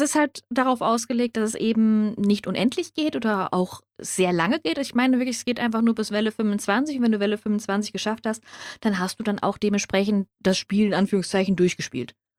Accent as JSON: {"language": "German", "country": "Germany", "tie": "born or raised there", "said": "was in Deutschland ist und ich bekomme es sogar und es spielt in meiner Heimat"}